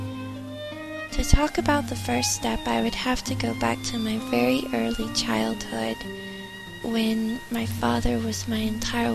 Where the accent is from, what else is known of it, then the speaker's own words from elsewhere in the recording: United States; moved away as an adult; also born or lived in London, United Kingdom / Ivybridge, Devon, United Kingdom / Chicago; I'm 31 and I'm from the United States.